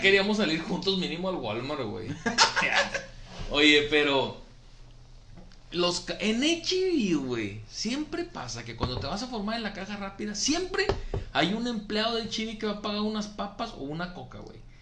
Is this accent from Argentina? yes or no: no; Monterrey, Nuevo León, Mexico; solamente en Monterrey la decimos